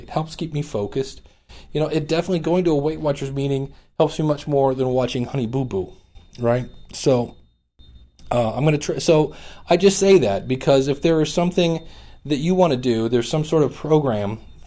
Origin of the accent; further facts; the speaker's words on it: Cleveland, Ohio, United States; I'm actually from Cleveland, Ohio